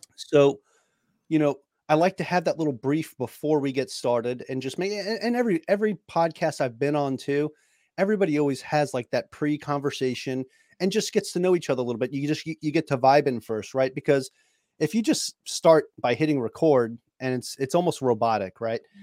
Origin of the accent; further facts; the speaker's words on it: New York, United States; moved away; I'm from New York, it's what we do, we're talkers